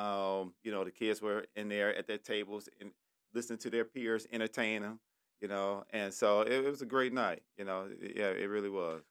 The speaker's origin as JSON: {"language": "English", "town": "Detroit", "region": "Michigan", "country": "United States", "tie": "born or raised there", "said": "I'm from Detroit. I went to Cody High School"}